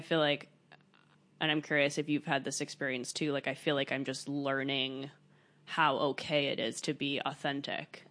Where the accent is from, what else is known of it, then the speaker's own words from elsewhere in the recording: United States; also born or lived in Paris, France; I grew up in America